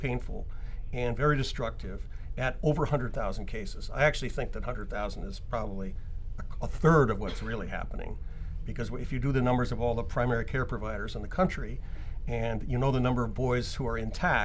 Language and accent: English; New Zealand; now in Seattle, United States; I'm actually a New Zealander by birth